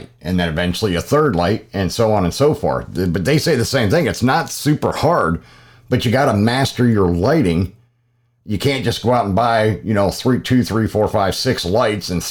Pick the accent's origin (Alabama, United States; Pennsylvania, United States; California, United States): Pennsylvania, United States; moved away; I'm originally from Pennsylvania and I was in fire and rescue